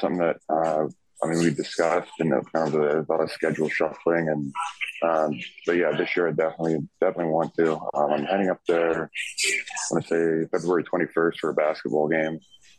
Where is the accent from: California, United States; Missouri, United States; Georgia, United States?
Missouri, United States; Kansas City; You know, I grew up in Kansas City. I grew up just a massive Chiefs fan.